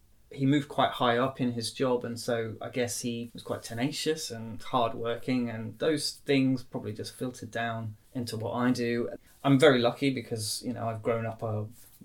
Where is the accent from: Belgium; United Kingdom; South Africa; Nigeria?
United Kingdom; Norwich, East of England; also born or lived in Doncaster; I was born in Doncaster. But was raised mainly in Norwich.